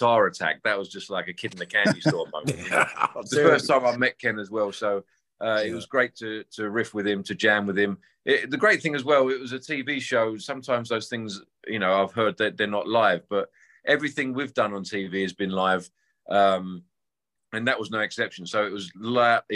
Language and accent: English; England and London, United Kingdom; I grew up playing covers around England and London